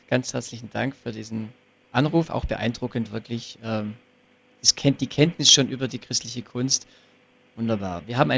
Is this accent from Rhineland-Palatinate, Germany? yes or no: no; Ravensburg, Baden-Württemberg, Germany; Beispiel in hier in Ravensburg, ich komme aus Ravensburg